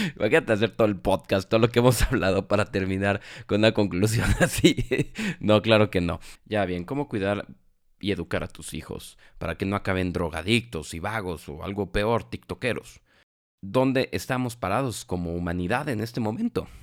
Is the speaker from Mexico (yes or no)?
yes; Mexico; porque nosotros somos mexicanos